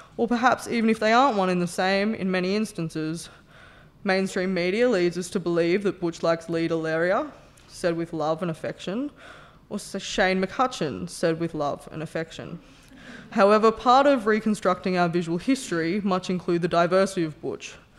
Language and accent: English; Newcastle, New South Wales, Australia; I grew up in Newcastle, a working-class heartland with roots in alcoholism and steel.